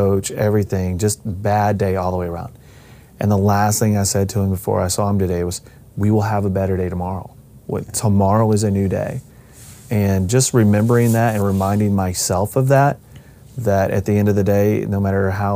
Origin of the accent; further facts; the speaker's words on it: Arkansas, United States; now in Des Moines, United States; I grew up in Arkansas